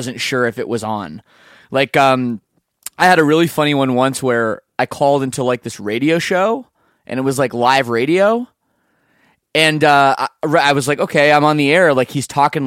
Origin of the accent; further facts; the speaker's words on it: Canada; I'm Canadian